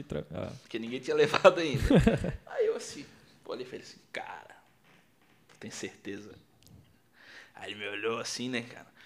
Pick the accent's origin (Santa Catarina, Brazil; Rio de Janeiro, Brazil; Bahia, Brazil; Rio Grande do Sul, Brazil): Rio Grande do Sul, Brazil; eu sou gaúcho.